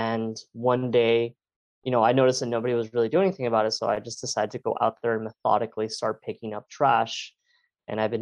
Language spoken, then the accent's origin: English; Miami, Florida, United States; I was born and raised in Miami